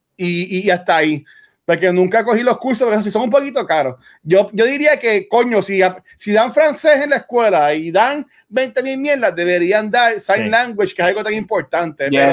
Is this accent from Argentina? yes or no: no; Canóvanas, Puerto Rico; soy de Canóvana